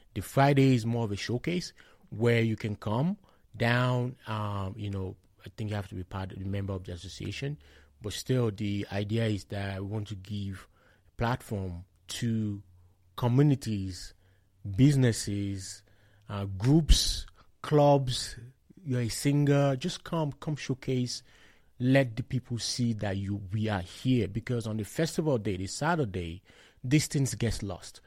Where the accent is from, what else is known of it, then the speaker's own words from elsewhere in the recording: Shagamu, Ogun State, Nigeria; moved away as an adult; now in Lethbridge, Canada; I hail from Shagam in Ogun State. I moved to, um, Canada, let's be precisely, in twenty twelve